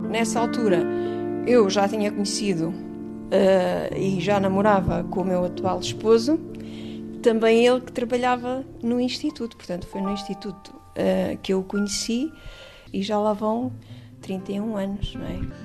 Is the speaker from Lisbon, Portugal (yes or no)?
no; Pinhal Novo, Setúbal, Portugal; moved away as an adult; now in Évora, Portugal; Eu sou natural do Pinhal Novo. Aos 18 anos ah, eu vim para a universidade